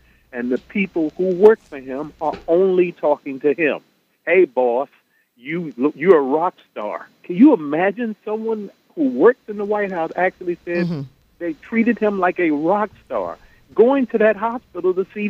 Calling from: Queens, New York, United States; Good afternoon. … from Queens, New York.

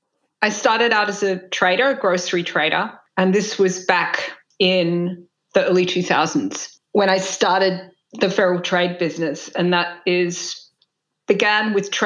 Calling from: Tasmania, Australia; Hi, I'm speaking from Lutruwita, Tasmania, and this is the unceded lands of the Muwinina people.

